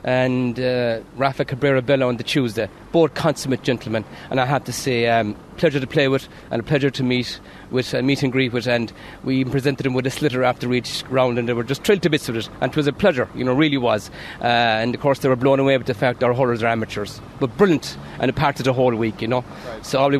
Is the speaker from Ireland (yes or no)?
yes; Patrickswell, Munster, Ireland; now in Ahane, Ireland; I was born and raised in Patrickswell, played my hurling in Patrickswell all my life, but moved to Han about 24 years ago